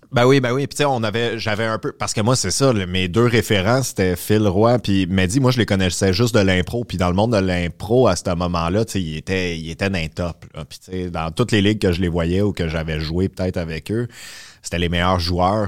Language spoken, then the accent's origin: French; Terrebonne, Quebec, Canada; moved away as an adult; also born or lived in Boisbriand; now in Montreal, Canada; j'ai grandi à Terrebonne